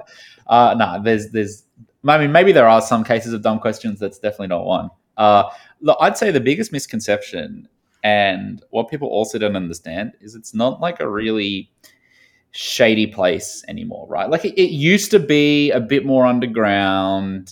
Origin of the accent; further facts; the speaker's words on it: Australia; moved away as an adult; also born or lived in Sydney / Chicago; now in New York, United States; I grew up, uh, a little bit south of the U S and, and to the right in a small town in Australia